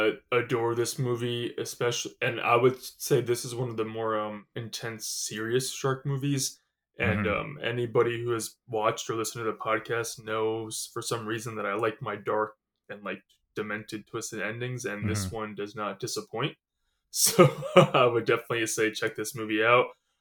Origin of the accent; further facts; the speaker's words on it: New Jersey, United States; obviously we are both living in New Jersey and we're from New Jersey.